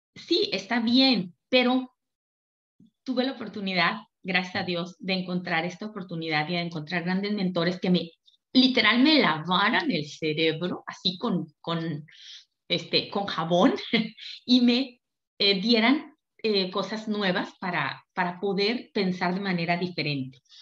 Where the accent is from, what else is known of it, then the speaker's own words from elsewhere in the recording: Durango, Mexico; Yo soy de Durango